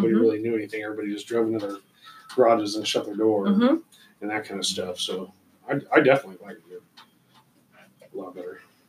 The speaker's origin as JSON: {"language": "English", "town": "Nipomo", "region": "California", "country": "United States", "tie": "born or raised there", "also_born_or_lived": "Clovis", "lives_now": "Lompoc, United States", "said": "I grew up in Napomo"}